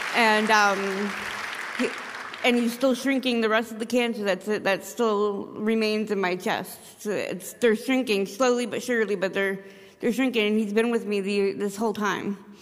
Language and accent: English; Caribou, Maine, United States; I'm from Caribou